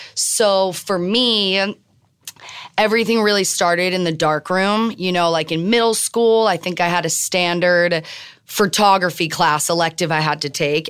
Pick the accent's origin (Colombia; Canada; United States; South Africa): United States; Miami, Florida; moved away; also born or lived in Tel Aviv / New York; I'm born and raised in Miami